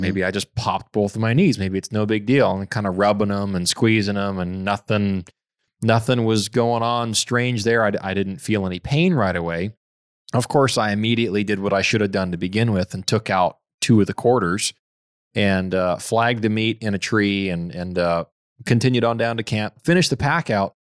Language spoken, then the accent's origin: English; Fiji; moved away; growing up in Fiji, I, I was barefoot all the time